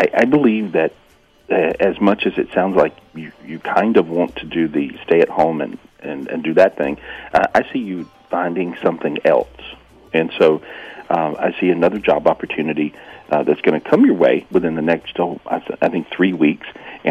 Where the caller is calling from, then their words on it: Ojai, California, United States; Well, I'm still in beautiful Ojai, California